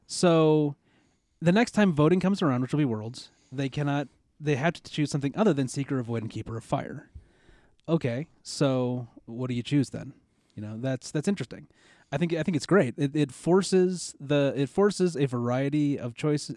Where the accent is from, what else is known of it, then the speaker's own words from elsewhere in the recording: United States; being an American